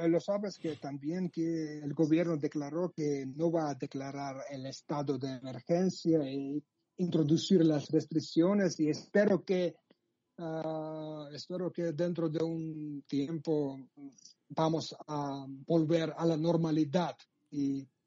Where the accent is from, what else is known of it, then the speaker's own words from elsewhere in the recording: Sukhumi, Abkhazia, Georgia; Spanish is a second language; yo nací en Sojumi, soy ah. desde Abjasia, el territorio el territorio ocupado por Rusia, por el ejército ruso. Y sí, soy desde Abjasia